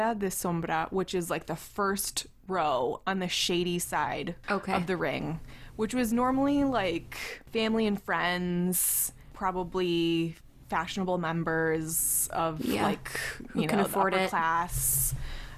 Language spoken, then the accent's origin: English; United States; as an American